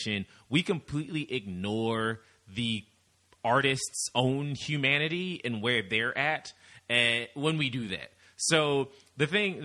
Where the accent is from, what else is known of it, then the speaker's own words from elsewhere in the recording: Midwest, United States; we're both from the Midwest